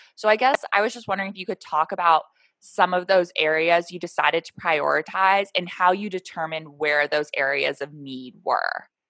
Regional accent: Portland, Oregon, United States; we're both from Portland

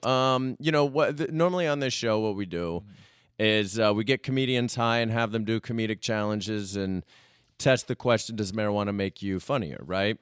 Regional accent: United States; I'm from America

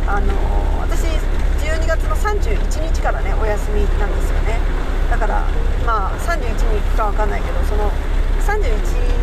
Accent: Japan; 私は日本人

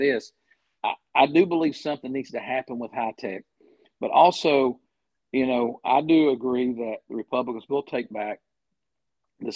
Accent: Eastern Kentucky, United States; I'm from Eastern Kentucky.

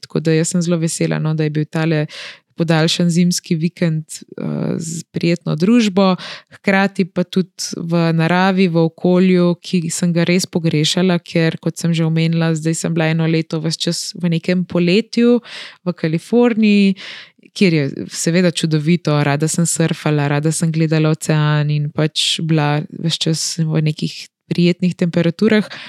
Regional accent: Slovenia; kako smo Slovenci razpršeni po celem svetu in kako je ta naša mala deželica

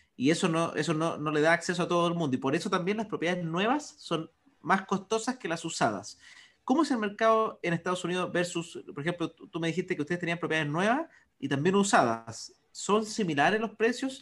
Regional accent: Chile

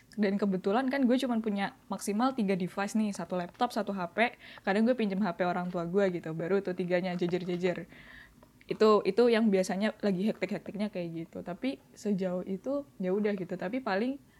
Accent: Surabaya, East Java, Indonesia; di tempat gue di domisili kota gue di Surabaya

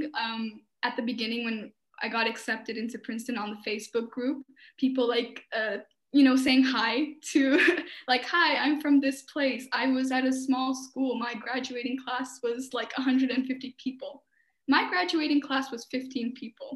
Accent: Albania; we're such warm people

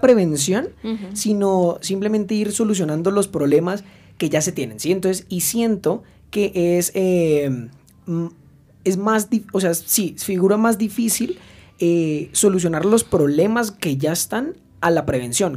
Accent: Colombia; en mi país.

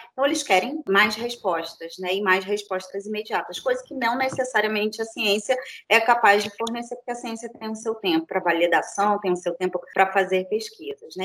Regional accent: Rio de Janeiro, Brazil; now in Niterói, Brazil; sou do Rio de Janeiro, nasci no Rio de Janeiro, fiz uh, graduação também aqui em Niterói, vim morar em Niterói muito cedo, mais ou menos uns 15 anos

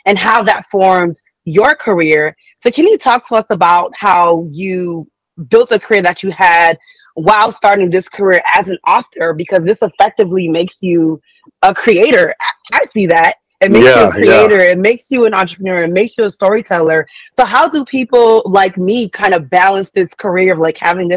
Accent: Miami, Florida, United States; I'm Haitian. I don't know if a lot of people know that background about myself, but I am Haitian, born and raised in Miami

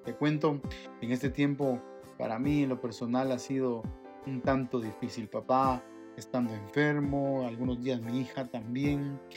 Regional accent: Guatemala; nosotros, los chapines

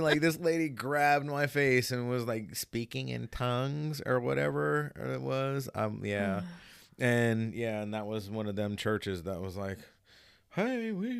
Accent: Hawaii, United States; Like, I had, you know, I'm from Hawaii.

